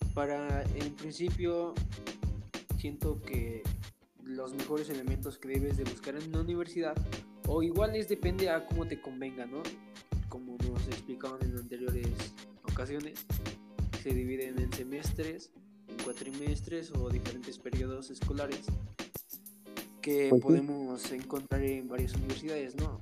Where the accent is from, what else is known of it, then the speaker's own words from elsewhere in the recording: Mexico; la mentalidad que tenemos como mexicanos